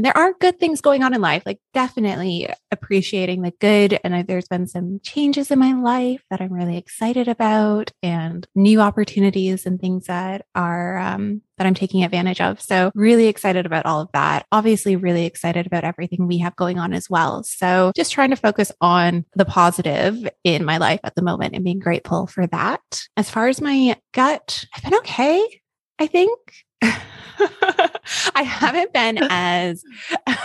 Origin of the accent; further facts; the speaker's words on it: Canada; now in Queensland, Australia; being Canadian